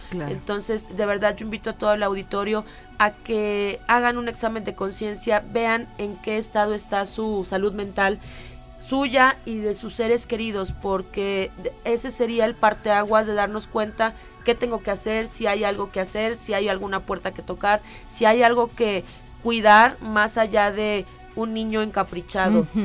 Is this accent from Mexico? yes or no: yes; Mexico; como mexicanos, con la idiosincrasia que tenemos